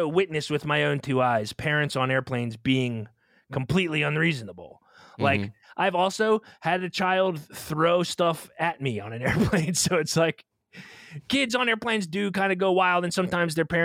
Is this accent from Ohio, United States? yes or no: no; Pennsylvania, United States; also born or lived in Southeastern United States; I'm from Pennsylvania